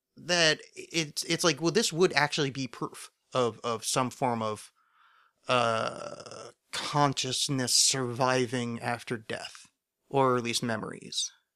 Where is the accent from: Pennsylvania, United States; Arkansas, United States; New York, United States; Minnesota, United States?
Pennsylvania, United States; Philadelphia; I'm from Philadelphia.